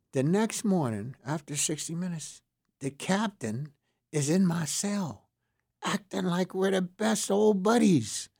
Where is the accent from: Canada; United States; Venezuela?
United States; Pittsburgh, Pennsylvania; I was from Homewood. I was an inner city guy. I knew a lot of people there. Most of the guys I knew up, grew up with in Homewood